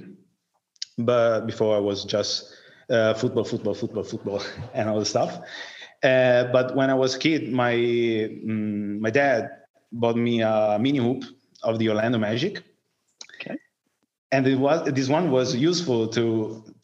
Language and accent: English; Tuscany, Italy; English is a second language; moved away as an adult; also born or lived in Florence; now in Liguria, Italy; I'm 27, and I'm from Tuscany, but I live in Liguria, that is near Tuscany.